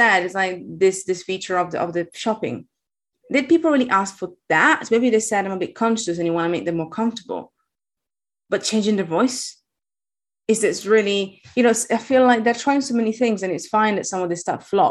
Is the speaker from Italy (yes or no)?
yes; Italy; English is a second language; moved away; I'm Italian. I have a weird accent.